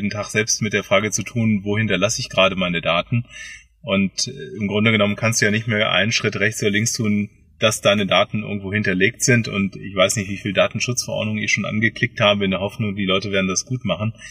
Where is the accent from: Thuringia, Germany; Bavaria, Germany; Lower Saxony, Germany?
Lower Saxony, Germany; Hanover; born there; now in Bad Feilnbach, Germany; bin geboren in Hannover und äh, lebe in Bad Feinbach